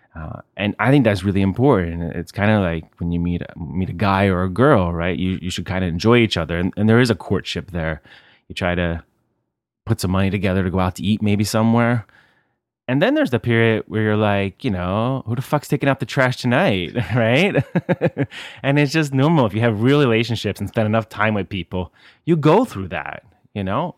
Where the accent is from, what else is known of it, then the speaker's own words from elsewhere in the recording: United States; moved away as an adult; now in Italy; I'm from America, but I live here